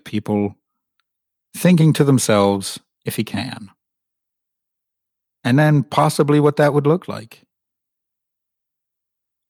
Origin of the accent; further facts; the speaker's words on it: Atlanta, Georgia, United States; I'm from Atlanta, Georgia in the US, but my dad is English, so I sound really weird